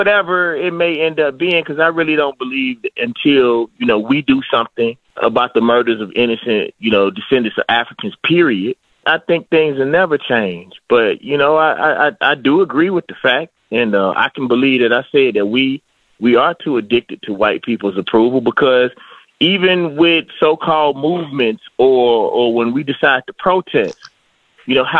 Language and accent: English; the South, United States; I'm from the South, and I'm a black man that comes from rap